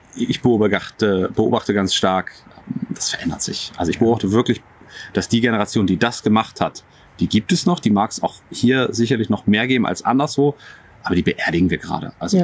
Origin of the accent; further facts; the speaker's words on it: Buchholz in der Nordheide, Lower Saxony, Germany; also born or lived in Berlin; now in Dorfmark, Germany; Ich komme aus Buchholz in der Nordheide